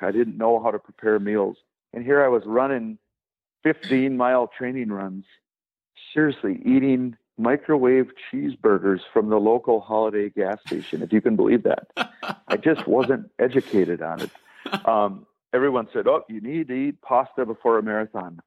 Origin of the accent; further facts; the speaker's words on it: Wisconsin, United States; growing up in Wisconsin